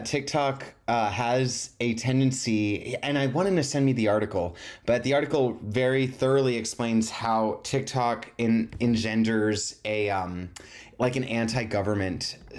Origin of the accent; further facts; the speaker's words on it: United States; I'm just, you know, I'm an American.